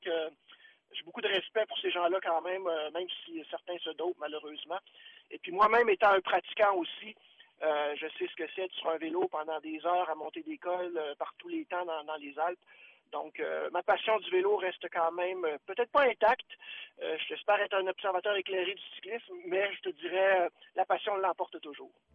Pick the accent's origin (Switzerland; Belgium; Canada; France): Canada; Sherbrooke, Quebec; je suis né à Sherbrooke et puis d'un père euh, qui est québécois, mais aussi d'une mère française.